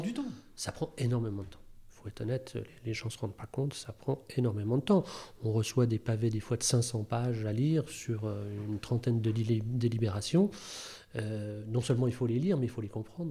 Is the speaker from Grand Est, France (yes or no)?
yes; Rambervillers, Grand Est, France; now in Thonon-les-Bains, France; Je suis né dans les Vosges, à Rambervillers